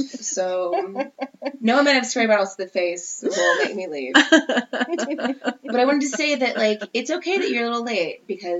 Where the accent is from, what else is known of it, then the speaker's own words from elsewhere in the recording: Kansas, United States; am from Kansas.